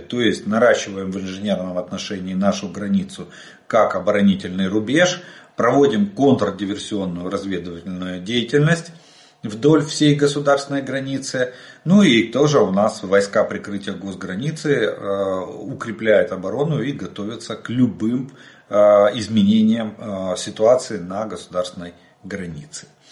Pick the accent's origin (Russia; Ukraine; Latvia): Ukraine; мы из Украины